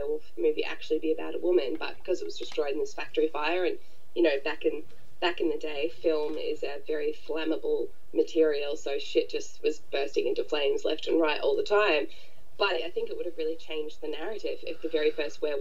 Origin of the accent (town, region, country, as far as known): Australia; born or raised there; also born or lived in New Zealand